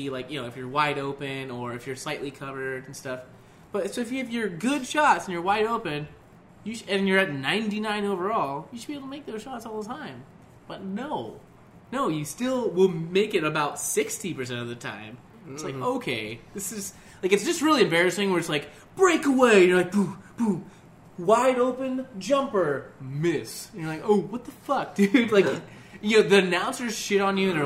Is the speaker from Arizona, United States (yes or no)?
yes; Arizona, United States; I'm from Arizona.